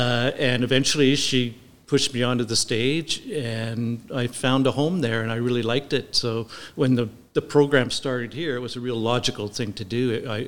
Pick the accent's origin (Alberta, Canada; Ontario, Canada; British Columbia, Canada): British Columbia, Canada; Nanaimo; I grew up in Nanaimo, of course, and my parents founded the Nanaimo Theater Group.